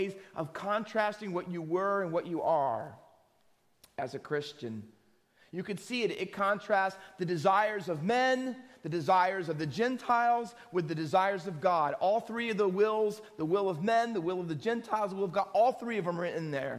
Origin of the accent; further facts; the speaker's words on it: New Jersey, United States; also born or lived in London, United Kingdom; My dad was stationed here with Mobile Oil Company for about 18 months, and I was born here